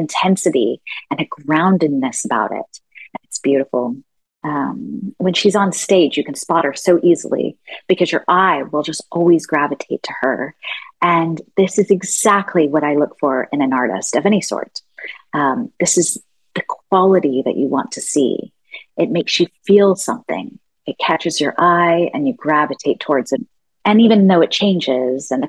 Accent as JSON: {"language": "English", "town": "Fort Worth", "region": "Texas", "country": "United States", "tie": "born or raised there", "said": "I grew up in Fort Worth, Texas, Cowtown"}